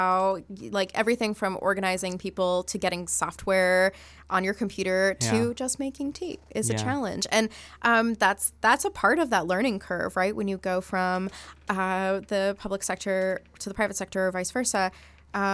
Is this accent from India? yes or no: yes; India; I'm Indian